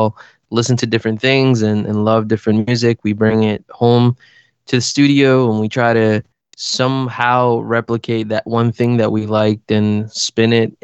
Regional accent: Costa Rica; I was born in Costa Rica

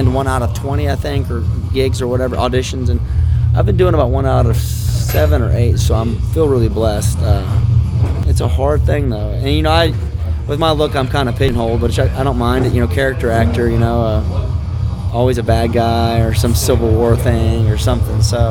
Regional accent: Ocala, Florida, United States; in my town where I grew up in Florida, Ocala, Florida, right outside of it

